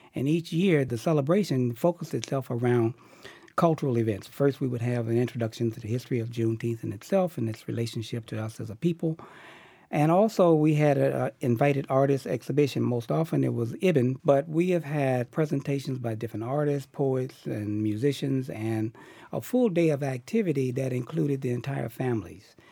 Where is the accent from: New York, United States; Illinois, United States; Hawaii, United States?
Illinois, United States; Chicago; moved away as an adult; now in Boston, United States; I grew up in Chicago